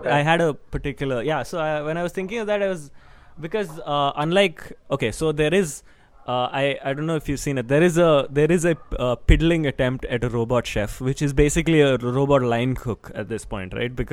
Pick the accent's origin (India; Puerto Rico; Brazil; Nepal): India; Mumbai, Maharashtra; born there; Oh, I was born in Bombay.